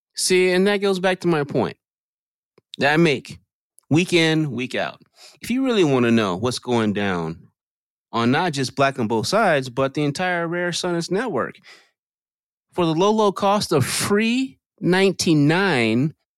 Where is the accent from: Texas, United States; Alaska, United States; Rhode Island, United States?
Texas, United States; all my life growing up in Texas